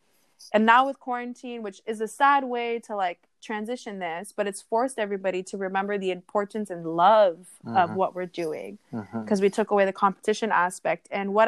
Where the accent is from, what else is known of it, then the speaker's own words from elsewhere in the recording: Hawaii, United States; I'm Hawaiian Samoan, I'm not Tahitian, but it, you know, it's our cousins for sure.